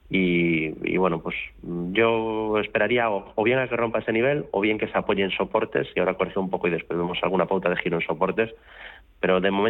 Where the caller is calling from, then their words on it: Madrid, Community of Madrid, Spain; Buenas tardes, soy … de Madrid.